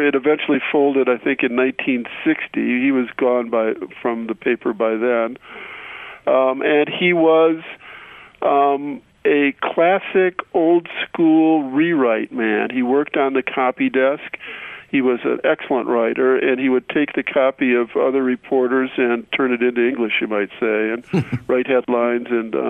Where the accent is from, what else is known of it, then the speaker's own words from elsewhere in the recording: Detroit, Michigan, United States; also born or lived in Brooklyn / Ann Arbor / Cleveland / Bettendorf; I was only 3 years old by then and have only dim memories of that period, but we moved from Detroit to Brooklyn, where my father's parents lived, then to Ann Arbor, where my mother's parents lived, and then to Cleveland briefly, and then back to Detroit